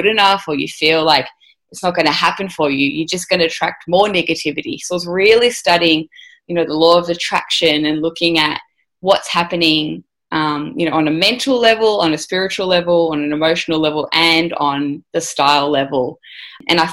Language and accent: English; Melbourne, Victoria, Australia; I'm from Melbourne, Australia. So grew up, went to university